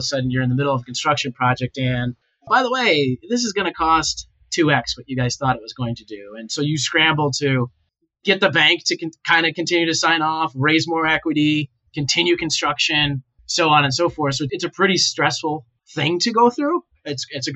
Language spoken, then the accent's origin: English; Ohio, United States; moved away as an adult; also born or lived in Boston / New York City; I grew up in Ohio.